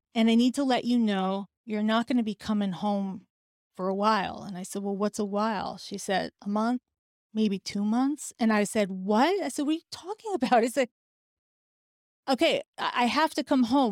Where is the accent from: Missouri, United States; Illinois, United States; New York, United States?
New York, United States; New York City; as a New Yorker